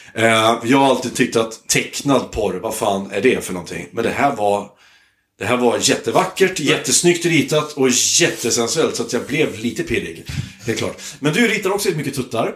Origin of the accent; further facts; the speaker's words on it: Hälsingland, Gävleborg County, Sweden; moved away; jag är uppvuxen i Hälsingland